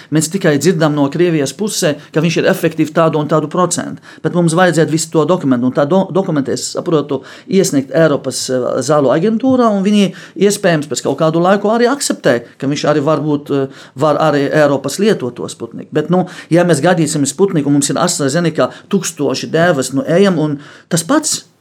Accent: Lebanon; Latvian is a second language; moved away as an adult; now in Latvia; Es Libānā dzīvoju tikai 18 gadi

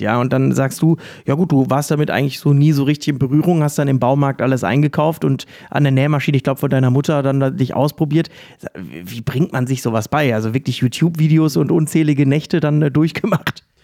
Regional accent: Essen, North Rhine-Westphalia, Germany; in meiner Heimatstadt im Perlenkind Essen

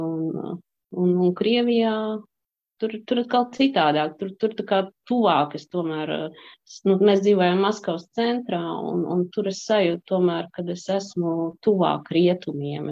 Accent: Kuldīga, Kurzeme, Latvia; moved away as an adult; also born or lived in Tajikistan / Russia / Spain / France; now in Belgium; Es esmu no Kuldīgas

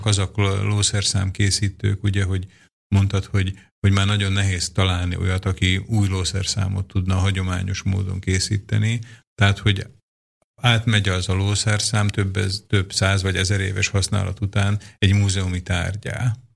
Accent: Dunajská Streda, Trnava Region, Slovakia; én Dunaszerdahelyen lakom, ott születtem, magyarul beszélek, Szlovákiában ugye ez a Dunaszerdahely

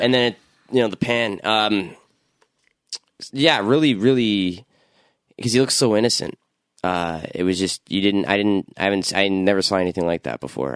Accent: Toronto, Ontario, Canada; I grew up in Scarborough

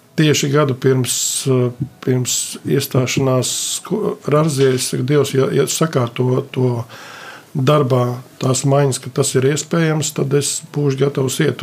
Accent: Sigulda, Latvia; esmu no Siguldas.

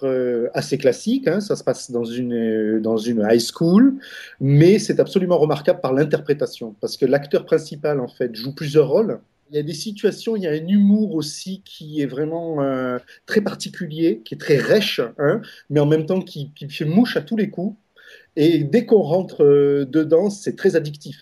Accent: France; moved away; moi, en tant que, en tant que Français d'étranger

